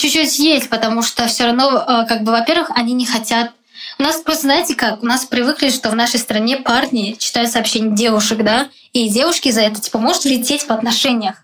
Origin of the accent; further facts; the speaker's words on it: Uzbekistan; moved away as an adult; also born or lived in Moscow, Russia; now in Prague, Czech Republic; меня называют узбечкой за то, что я из Узбекистана, типа, как бы, да. Ну, окей, я считаю себя действительно отчасти, потому что я там выросла